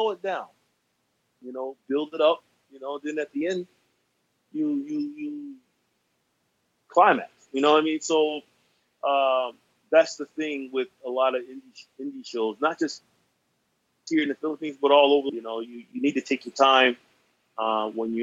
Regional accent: the Carolinas, United States; I'm from the Carolinas

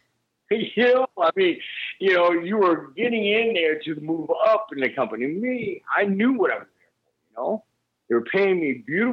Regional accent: United States; I'm Japanese for real, but I'm not from Japan. I mean, you know, right. I'm born in the States

